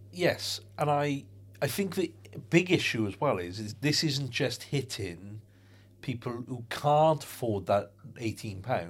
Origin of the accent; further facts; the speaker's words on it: United Kingdom; in the U K, 'cause we're a very kind of reserved nation